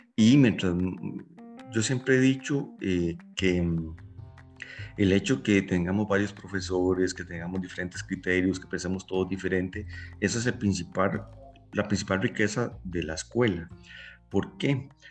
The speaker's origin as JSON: {"language": "Spanish", "country": "Costa Rica", "said": "Eso que a nosotros nos siembra en la Costa Rica, de que, o sea, y ese cariño por no solo por nuestra universidad, sino por nuestro país"}